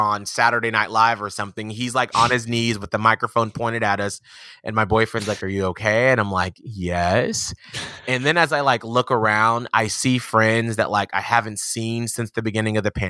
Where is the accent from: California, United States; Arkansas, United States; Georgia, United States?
Georgia, United States; Atlanta; I'm from Atlanta, Georgia